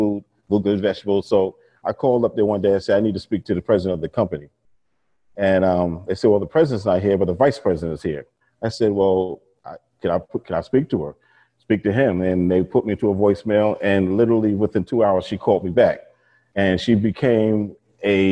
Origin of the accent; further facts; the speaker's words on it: New York and Long Island, United States; I grew up and born and raised in New York and Long Island.